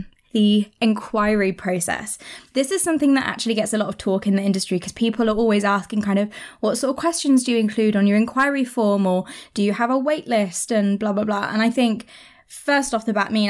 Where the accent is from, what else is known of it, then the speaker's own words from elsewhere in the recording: United Kingdom; we're British